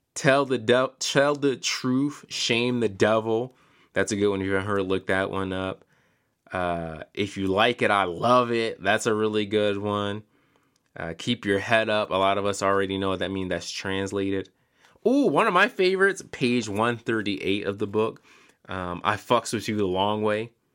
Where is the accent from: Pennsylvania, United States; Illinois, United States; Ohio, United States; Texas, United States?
Pennsylvania, United States; Philadelphia; moved away; also born or lived in Charlotte, North Carolina; I'm from Philadelphia originally